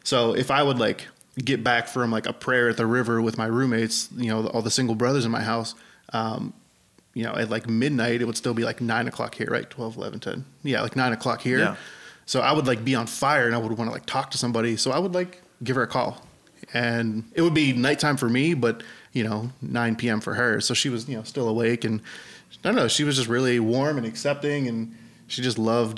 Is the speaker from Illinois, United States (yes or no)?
no; Pittsburgh, Pennsylvania, United States; now in California, United States; I'm from Pittsburgh.